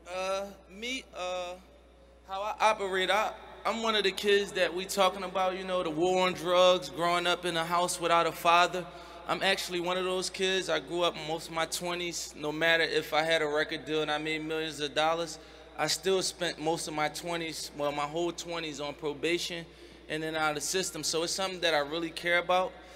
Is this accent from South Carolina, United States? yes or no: no; Philadelphia, Pennsylvania, United States; I'm from Philadelphia where like 90% of the community is Muslim